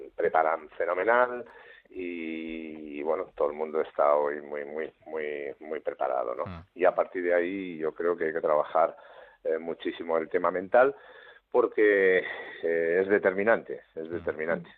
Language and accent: Spanish; Navarre, Spain; somos los, los navarros los asunistas